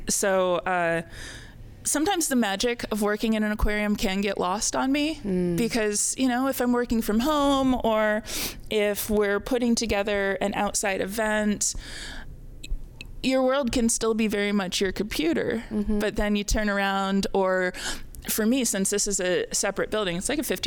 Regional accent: Indiana, United States; moved away; I am a Midwesterner. I grew up in Indiana.

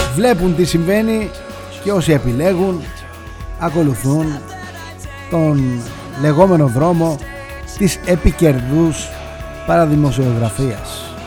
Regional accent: Greece; Είμαι Έλληνας

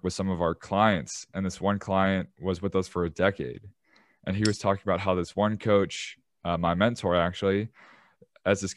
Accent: Chicago, Illinois, United States; I'm from Chicago

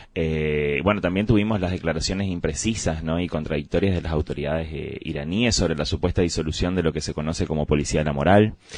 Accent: Argentina; tenemos que repensar todos como argentinos

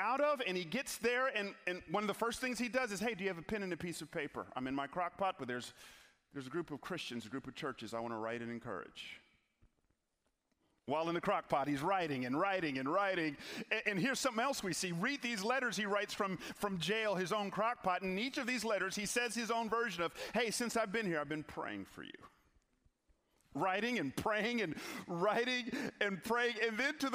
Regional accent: Atlanta, Georgia, United States; moved away; also born or lived in Memphis; I'm from Atlanta

